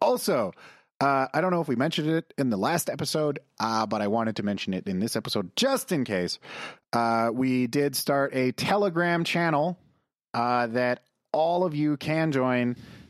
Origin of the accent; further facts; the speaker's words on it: Calgary, Alberta, Canada; Because we're from Calgary and needs a cowboy hat.